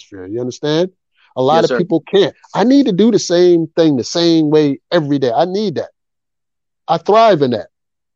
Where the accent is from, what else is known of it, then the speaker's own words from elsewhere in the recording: Philadelphia, Pennsylvania, United States; I'm from Philly